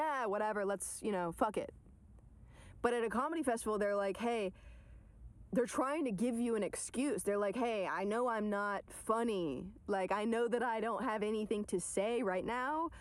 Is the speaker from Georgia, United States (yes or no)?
yes; Atlanta, Georgia, United States; also born or lived in New York; now in Los Angeles, United States; I'm from Atlanta